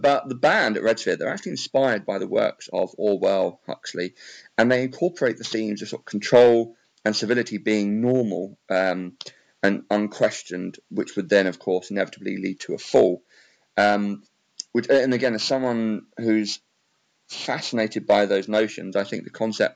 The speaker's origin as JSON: {"language": "English", "region": "England", "country": "United Kingdom", "said": "I'm from England"}